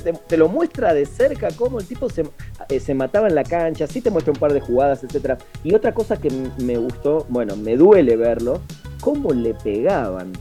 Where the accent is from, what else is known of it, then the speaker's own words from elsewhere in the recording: Argentina; moved away; como argentino y futbolero